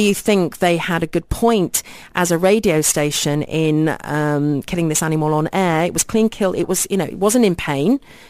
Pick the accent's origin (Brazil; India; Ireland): Brazil; If we had to go back to our home country, is it possible to ship him? Since we're from Brazil, we have a 15-hour flight.